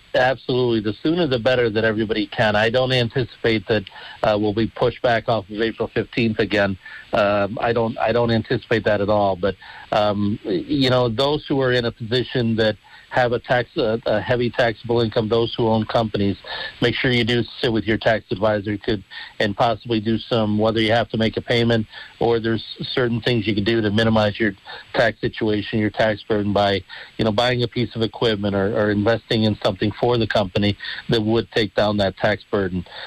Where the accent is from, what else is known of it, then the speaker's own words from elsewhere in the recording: Dunmore, Pennsylvania, United States; I love Dunmore. It's my hometown. It'll always be my hometown